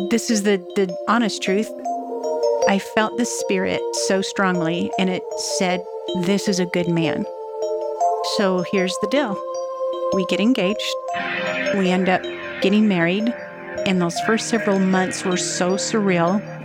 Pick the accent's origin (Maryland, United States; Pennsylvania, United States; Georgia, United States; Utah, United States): Utah, United States; Vernal; We grew up in the armpit. of Vernal, well, it's Vernal, Utah